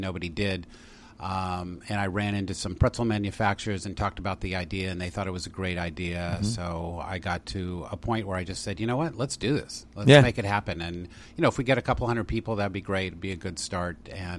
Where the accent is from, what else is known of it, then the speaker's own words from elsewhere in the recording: San Luis Obispo, California, United States; also born or lived in Washington State; now in Reading, Pennsylvania, United States; at age two, we moved to California, and I grew up in a little town called San Luis Obispo, which is Central Coast.